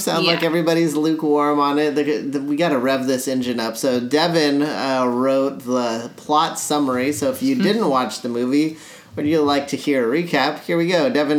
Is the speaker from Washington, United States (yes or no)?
yes; Seattle, Washington, United States; And we're from Seattle.